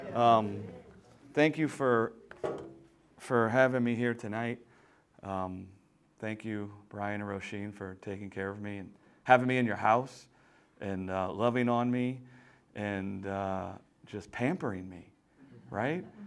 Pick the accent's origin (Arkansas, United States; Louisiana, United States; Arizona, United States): Louisiana, United States; I'm from Louisiana, deep down south